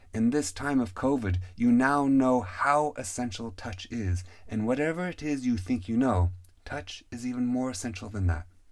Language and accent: English; Pacific Northwest, United States; Growing up in the Pacific Northwest